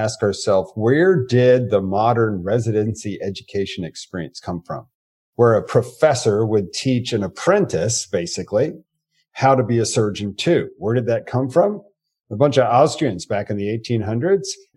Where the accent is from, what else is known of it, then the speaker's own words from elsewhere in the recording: United States; first language English; English is my native language. I was born in the United States of America.